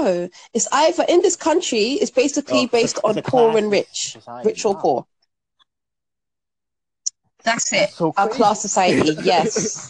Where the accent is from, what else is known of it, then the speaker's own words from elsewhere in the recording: Jamaica; now in United Kingdom; And I'm Jamaican or whatever.